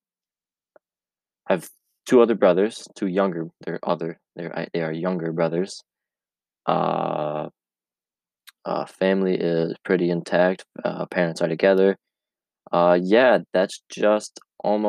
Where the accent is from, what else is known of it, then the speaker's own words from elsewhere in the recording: Camden, New York, United States; Where I grew up in Camden, New York. It's 2 hours away from Cayuga. It is near Rome, New York, north of Syracuse, upstate, and grew up in a rural town